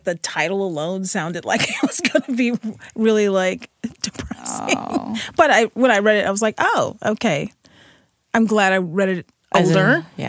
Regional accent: St. Louis, Missouri, United States; No, I'm originally from St. Louis.

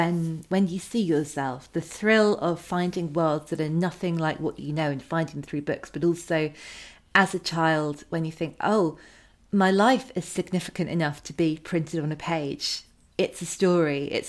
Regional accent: United Kingdom; I think as well, as a British reader, that world is still, it seems so exotic and glamorous to me.

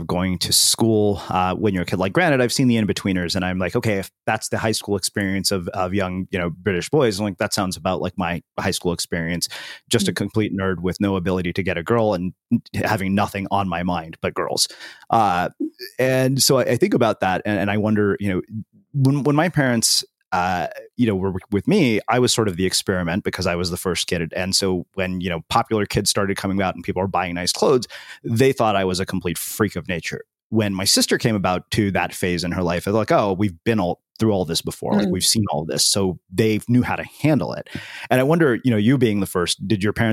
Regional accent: United States; I grew up in the United States as an Indian American

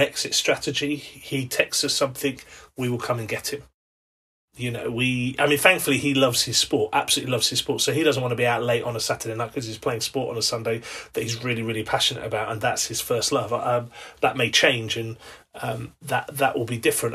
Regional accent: England, United Kingdom; as an Englishman

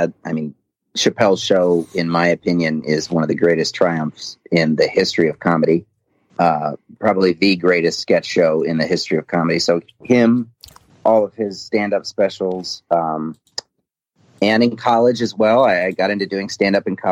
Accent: Portage, Indiana, United States; also born or lived in West Lafayette, Indiana / Valparaiso, Indiana; I grew up in Portage, and I ended up going to college at Purdue in West Lafayette.

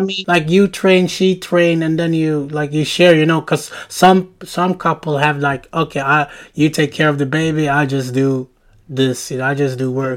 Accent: Sweden; I'm from Sweden, we live in Sweden

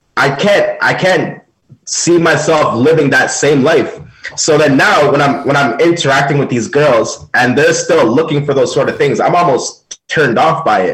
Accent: Jamaica; as a Jamaican man

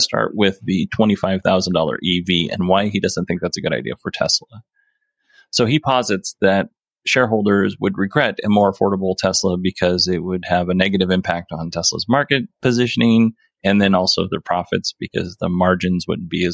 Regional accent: Alaska, United States; moved away as an adult; now in Arizona, United States; I'm from Alaska

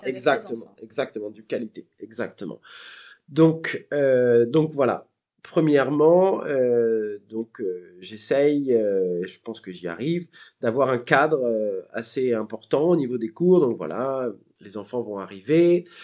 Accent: Seine-Maritime, a small village in Normandy, France; moved away as an adult; now in Melbourne, Australia; je viens d'un petit village reculé de Normandie. voilà, donc pas très loin de Rouen, à deux heures de Paris, donc en Seine-Maritime

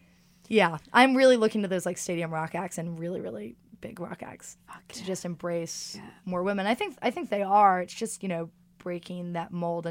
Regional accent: New York City, New York, United States; I got no beef with LA. I'm just a New Yorker.

